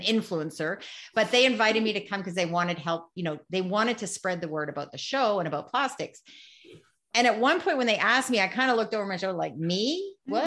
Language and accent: English; Canada; this is being Canadian